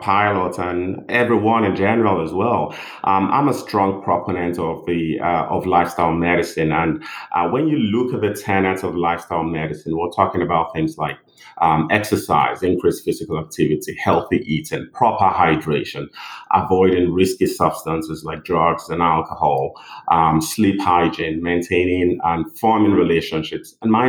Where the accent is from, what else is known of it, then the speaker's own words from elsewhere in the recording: Nigeria; moved away as an adult; also born or lived in England; now in United States; I'm originally from Nigeria. Did my medical school in Nigeria and moved down to England in 2004